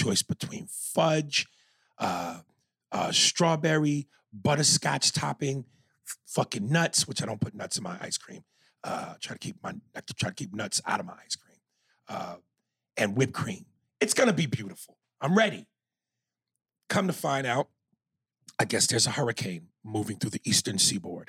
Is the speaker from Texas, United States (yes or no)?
no; New York, United States; moved away; I'm from New York